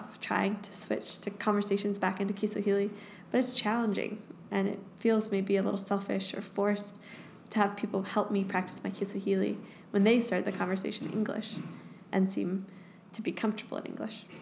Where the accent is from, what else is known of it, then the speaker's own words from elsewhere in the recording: United States; accent: American; moved away as an adult; now in Nairobi, Kenya; standing in front of my classroom of Kenyan students with my American accent